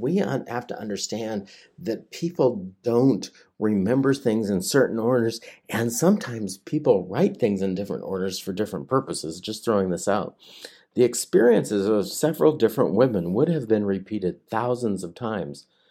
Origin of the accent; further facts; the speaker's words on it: Hanford site, Washington, United States; I grew up at the in the shadow of the Hanford site, you know, I and I, I worked there for a long time